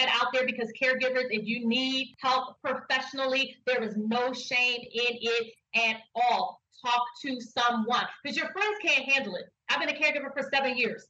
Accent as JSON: {"language": "English", "town": "Philadelphia", "region": "Pennsylvania", "country": "United States", "said": "I'm from Philadelphia, not North Philadelphia"}